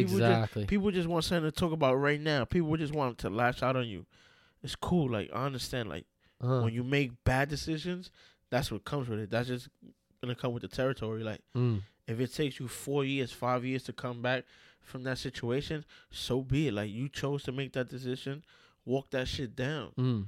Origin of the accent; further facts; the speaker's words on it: New York City, New York, United States; I'm from New York City, New York City, like Bronx, Brooklyn, Queens, Manhattan. I'm from there.